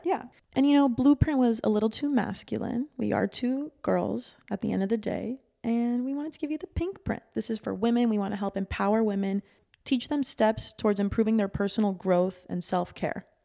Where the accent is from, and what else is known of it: Miami Beach, Florida, United States; born or raised there